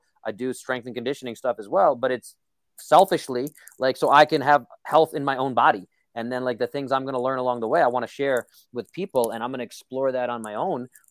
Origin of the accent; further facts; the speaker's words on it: New York City, New York, United States; moved away; I'm from Brooklyn. So, you know, we're just very negative, cynical people, as I've been told, especially as I've moved away from New York. People are like, why are you so cynical? Like, I'm how I grew up. I'm a New Yorker